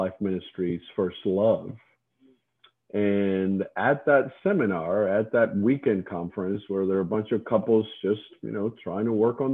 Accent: Cuba; I grew up on an island, as you said earlier. Before I was born in Cuba

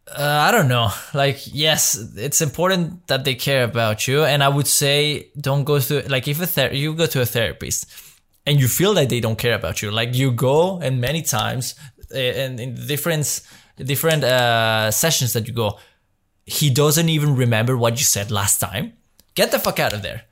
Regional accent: Mexico; moved away as an adult; now in Belgium; I grew up in Mexico my Like, since I was three till I was nineteen, I spent my life in Mexico.

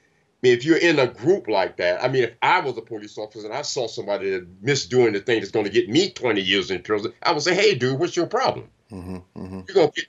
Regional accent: the South, United States; You know, I grew up in the South

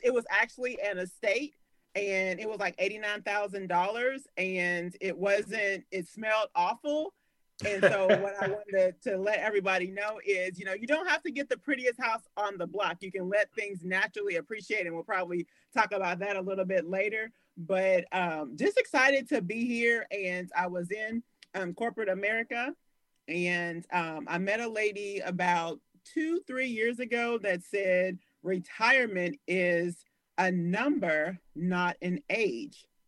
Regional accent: Louisville, Kentucky, United States; also born or lived in Kansas City, Missouri; born and raised in Louisville, Kentucky. We just lived in Kansas City, Missouri for like a year out of my life

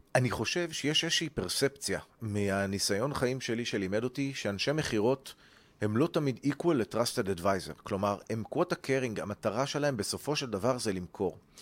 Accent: Ra'anana, Central District, Israel; מה שנקרא ברון אנד רייס ברעננה

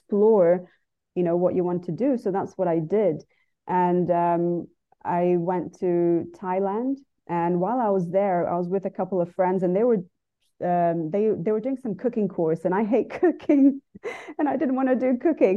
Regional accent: Dubai, United Arab Emirates; also born or lived in Brazil / United Kingdom; I lived there till I was five, and then we moved here to Dubai when I was five. So I grew up here, but I was born in Brazil.

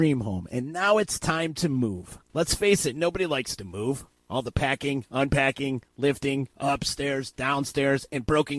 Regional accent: Utica, New York, United States; because I'm from East Utica.

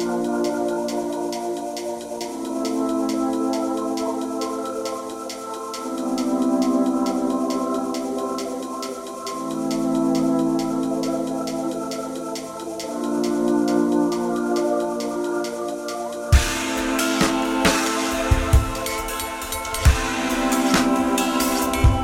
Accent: Yemen; now in Washington, D.C., United States; A Durka from Yemen

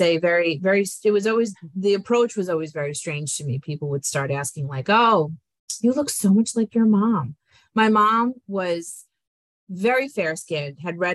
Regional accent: New York, United States; also born or lived in Colombia; I was raised in New York by Italian American parents.

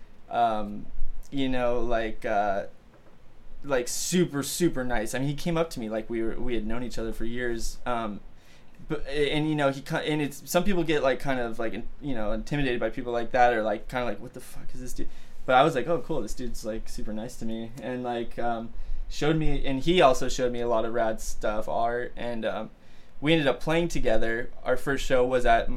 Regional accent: Costa Mesa, California, United States; also born or lived in Van Nuys, California; I grew up in Costa Mesa, California

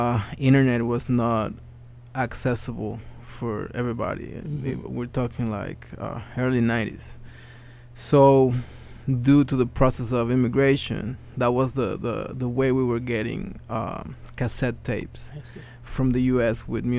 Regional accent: Mexico City, Mexico; English is a second language; moved away as an adult; now in Bronx, United States; I was born in Mexico City. I live currently in the Bronx.

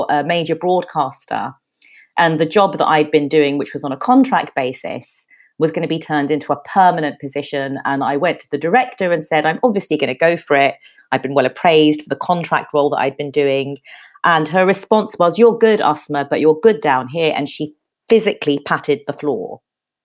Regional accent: London, United Kingdom; also born or lived in Bethnal Green; I grew up in Peckham

